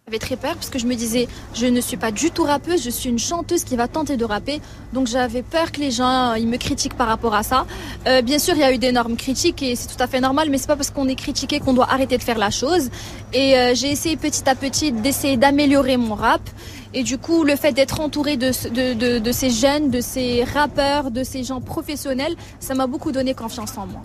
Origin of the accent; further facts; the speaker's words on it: Morocco; also born or lived in Marrakech; quand on est marocaine